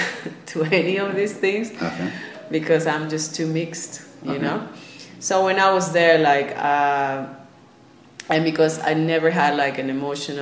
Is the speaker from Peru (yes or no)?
yes; Lima, Peru; moved away as an adult; also born or lived in Japan; I was born and raised in Lima. I have a mother that comes from Cajamarca, which is in the mountains of Peru, and I have a father who is born and raised in Lima